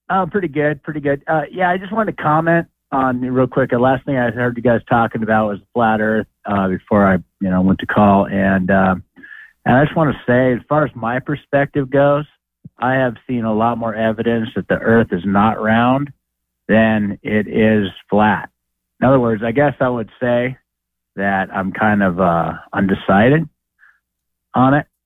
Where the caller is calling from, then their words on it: Idaho, United States; Yeah, hi, uh … from Idaho.